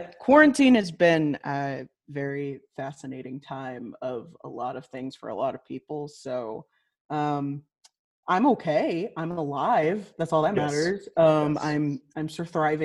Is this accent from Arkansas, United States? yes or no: no; Liberty, Missouri, United States; I was born and raised in the Kansas City area, specifically Liberty, which is a suburb of Kansas City. And I haven't been I haven't lived anywhere else